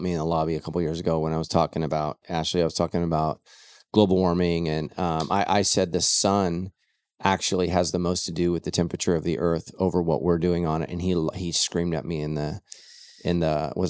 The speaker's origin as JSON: {"language": "English", "region": "Northern California", "country": "United States", "tie": "born or raised there", "said": "I grew up in Northern California."}